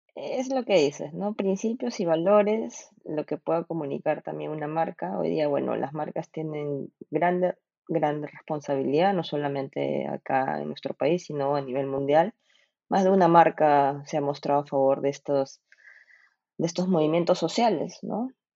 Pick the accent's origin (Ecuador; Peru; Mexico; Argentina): Peru; somos todos los peruanos